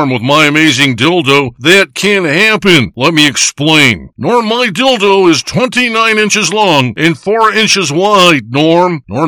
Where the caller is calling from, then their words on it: Big Bay, Michigan, United States; I'm calling you from Big Bay, Michigan.